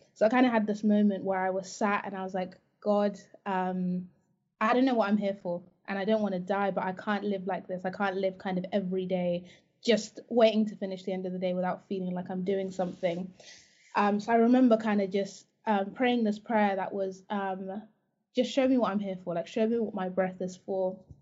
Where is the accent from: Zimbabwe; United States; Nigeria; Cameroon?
Zimbabwe; now in United Kingdom; I actually I'm from Zimbabwe